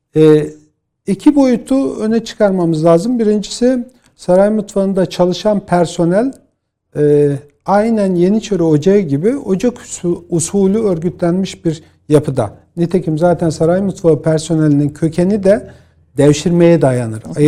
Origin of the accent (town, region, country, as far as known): Bolu, Bolu Province, Turkey; born or raised there